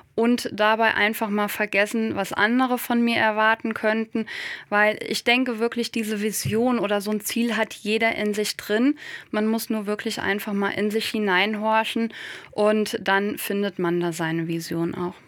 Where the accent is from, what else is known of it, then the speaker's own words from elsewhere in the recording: Westerwald, northern Rhineland-Palatinate, Germany; ich komme aus der Landwirtschaft, aus einem ländlich geprägten Raum im Westerwald im Norden von Rheinland-Pfalz